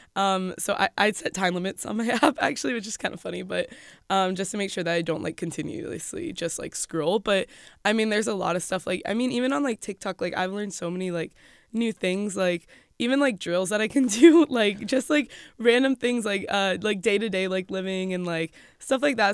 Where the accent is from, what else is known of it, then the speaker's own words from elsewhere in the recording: Florida, United States; moved away as an adult; also born or lived in Rochester, New York / Jacksonville, Florida; now in State College, United States; we were in Florida all growing up